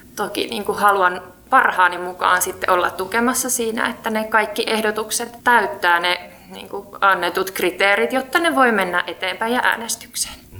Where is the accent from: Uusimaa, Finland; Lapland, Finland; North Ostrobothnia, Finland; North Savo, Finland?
Uusimaa, Finland; Helsinki; Mä oon helsinkiläinen